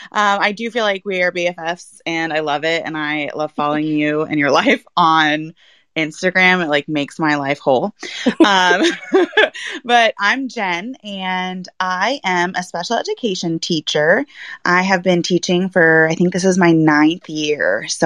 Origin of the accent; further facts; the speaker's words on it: Germany; I grew up in Germany, and so traveling has kind of been how I was raised and how I grew up.